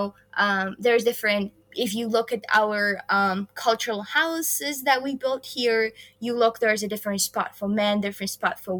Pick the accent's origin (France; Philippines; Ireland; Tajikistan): Tajikistan; Khorog, Gorno-Badakhshan; moved away as an adult; also born or lived in Kansas; now in United States; I have been set values here in Tajikistan that I keep with myself.